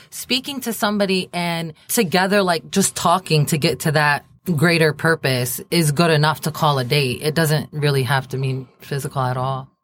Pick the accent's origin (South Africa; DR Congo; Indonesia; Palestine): Palestine; I'm also Palestinian